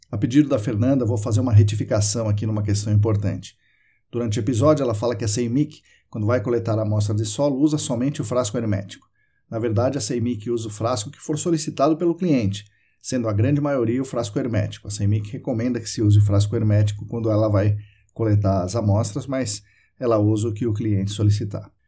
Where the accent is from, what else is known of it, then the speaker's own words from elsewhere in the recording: Sorocaba, São Paulo, Brazil; meu pai veio trabalhar em Sorocaba quando eu tinha 11 anos e eu passei aqui a infância, adolescência aqui, voltei para São Paulo